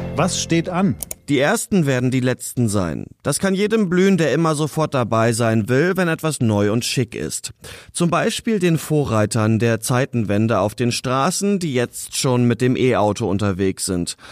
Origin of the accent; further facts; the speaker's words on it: Germany; bei uns in Deutschland